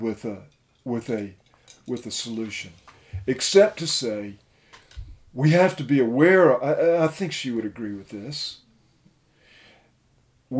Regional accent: United States; me as an American

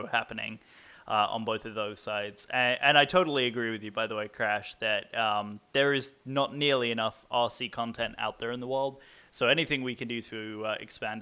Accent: England, United Kingdom; I'm the English guy

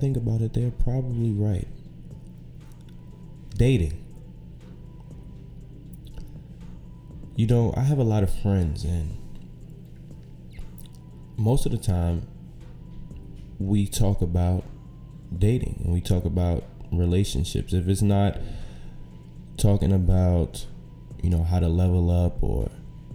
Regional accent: New York City, New York, United States; also born or lived in Syracuse, New York; I'm from right here, from Brooklyn, New York. Grew up here

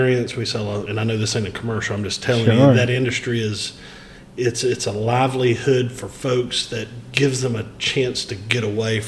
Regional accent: Wadesboro, North Carolina, United States; moved away as an adult; also born or lived in Union County, North Carolina / Chapel Hill, North Carolina; I was actually born and raised in Anson County and moved to Union County in 2000 when I graduated Chapel Hill

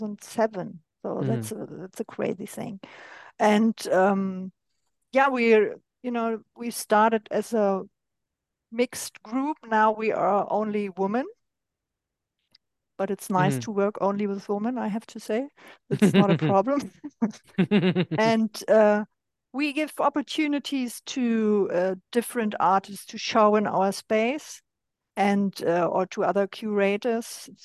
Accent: Berlin, Germany; I'm originally from East Germany

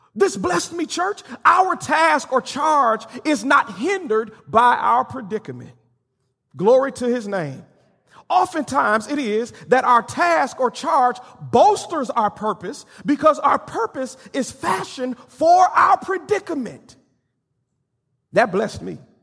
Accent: Benton Harbor, Michigan, United States; moved away; a very prominent and strong Baptist church back in my hometown of Benton Harbor, Michigan

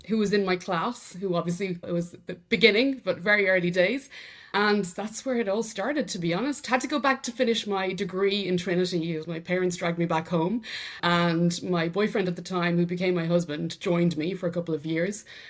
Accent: Drumree, County Meath, Ireland; accent: Irish; first language English; moved away as an adult; also born or lived in Dublin, Ireland; now in France; I'm obviously Irish, from County Meath in Ireland, so rural Ireland. But having said that, I was brought up there, but very quickly at the age of twelve, sent to the Big Smoke to Dublin for secondary school

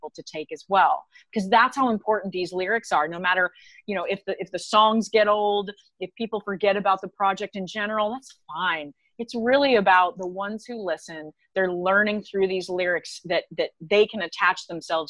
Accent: Texas, United States; also born or lived in Orlando; now in Nashville, United States; I am from Texas

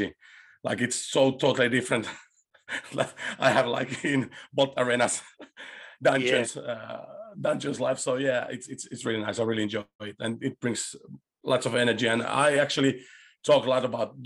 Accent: Chile; English is a second language; now in Finland; I was born in Chile and my father was an ex-football player, a goalkeeper

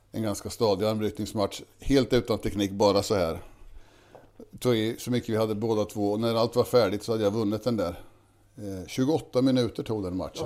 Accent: Kisa, Östergötland, Sweden; Här är jag uppvuxen. Jag tror vi är femte generation

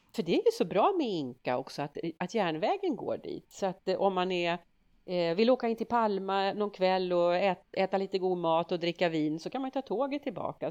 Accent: Sweden; vi svenskar

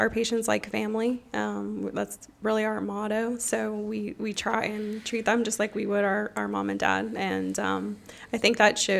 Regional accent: Pittsburgh, Pennsylvania, United States; moved away as an adult; now in Florida, United States; So I'm originally from Pittsburgh, Pennsylvania, born and raised

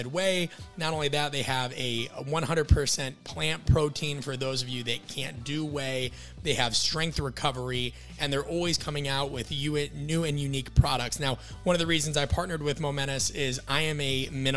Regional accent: Midwest, United States; born or raised there

